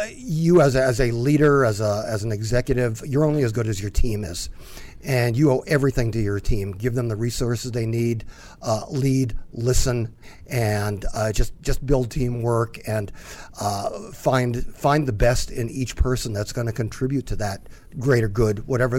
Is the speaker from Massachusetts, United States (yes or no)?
yes; Gloucester, Massachusetts, United States; moved away; I'm originally from Gloucester, Massachusetts, just north of Boston.